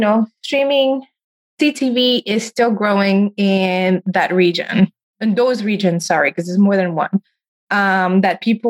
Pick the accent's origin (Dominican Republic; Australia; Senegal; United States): Senegal; moved away; I grew up in Senegal, in West Africa